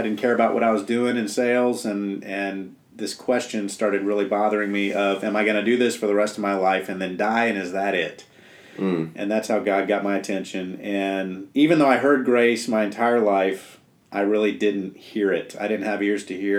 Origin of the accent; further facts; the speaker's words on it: South Florida, United States; moved away as an adult; I grew up in South Florida in the PCA